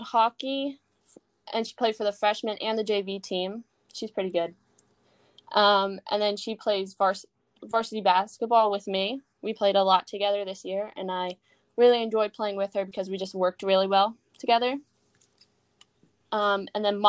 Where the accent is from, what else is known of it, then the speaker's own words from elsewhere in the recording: Trenton, New Jersey, United States; now in Allentown, United States; I was born in Trenton, New Jersey, which is fun because now I live in Allentown, New Jersey.